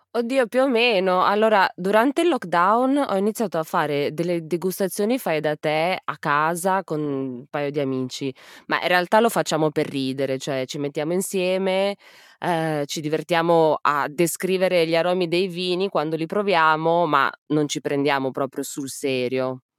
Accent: Piedmont plain, Italy; Io sono della pianura piemontese

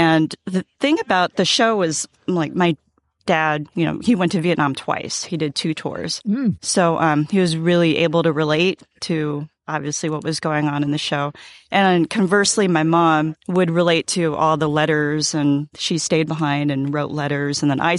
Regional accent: San Diego, California, United States; I'm from San Diego.

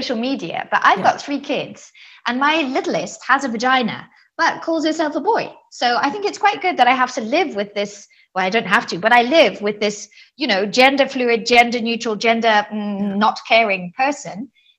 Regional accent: Zimbabwe; now in Switzerland; I live in Switzerland. I think it's the sixth country that I've lived in. I'm originally from Zimbabwe.

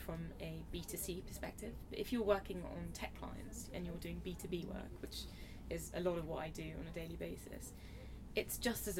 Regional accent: India; now in London, United Kingdom; Being Indian myself

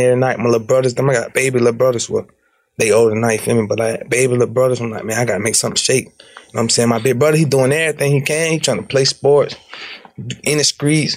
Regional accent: Jacksonville, Florida, United States; also born or lived in East Chicago, Indiana; I was born in East Chicago, Indiana, but I had moved to Florida, Jacksonville, like 2 years old

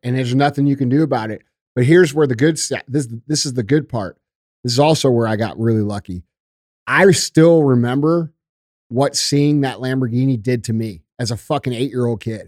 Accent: St. Louis, Missouri, United States; I grew up in the Melville School District. I went to fucking Vianney right up the street

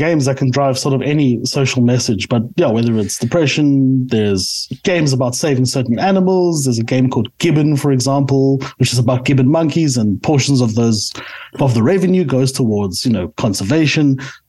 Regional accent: South Africa; I am a South African through and through.

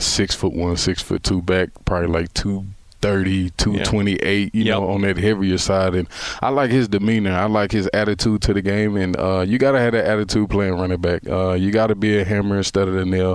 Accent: Texas, United States; I'm from Texas

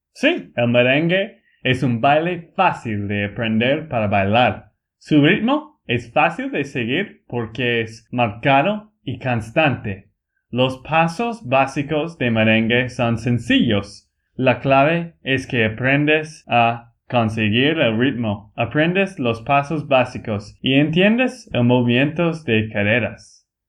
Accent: Texas, United States; Spanish is a second language; moved away as an adult; also born or lived in Bolivia; now in Colombia; de Texas, Estados Unidos

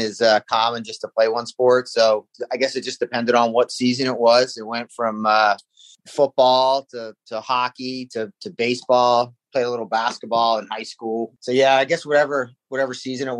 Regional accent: Washington Township, New Jersey, United States; starting in South Jersey, I grew up in Washington Township

